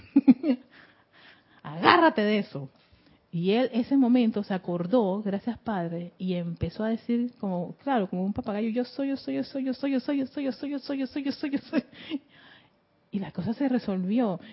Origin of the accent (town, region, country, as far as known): Panama